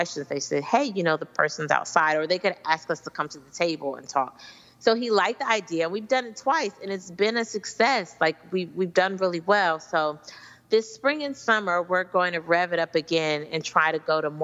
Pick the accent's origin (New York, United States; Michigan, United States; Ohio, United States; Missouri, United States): Missouri, United States; Kansas City; moved away; I'm originally from Kansas City.